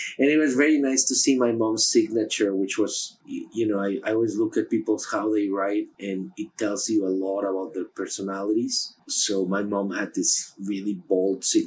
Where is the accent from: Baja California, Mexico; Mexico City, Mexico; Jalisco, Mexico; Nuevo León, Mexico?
Mexico City, Mexico; moved away as an adult; now in New York, United States; I was born in Mexico City